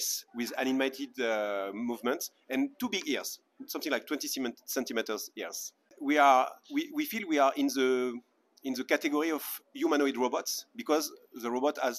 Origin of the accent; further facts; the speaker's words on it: Paris, Île-de-France, France; I'm from Paris, France